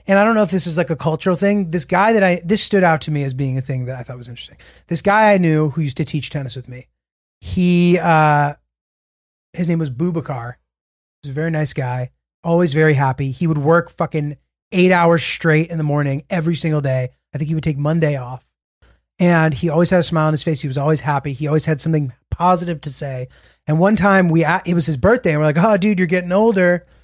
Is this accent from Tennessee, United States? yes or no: no; Connecticut, United States; also born or lived in New York City, United States; I was born in New York City. I was born in New York City. I lived here when I was little, very little. And, you know, my migrant parents, like classic fucking, you know, New York shit. And then my dad got a job and we moved to rural Connecticut.